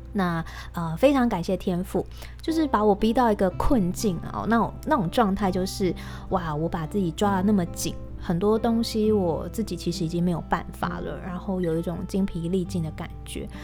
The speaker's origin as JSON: {"language": "Chinese", "country": "Taiwan", "accent": "Taiwanese", "said": "我的台湾口音"}